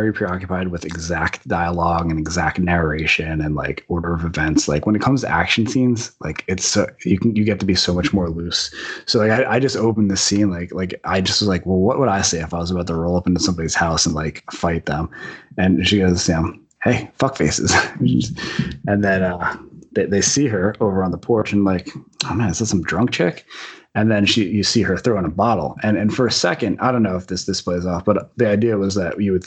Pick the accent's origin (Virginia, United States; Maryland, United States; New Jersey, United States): New Jersey, United States; Union Beach; where I grew up in Union Beach, New Jersey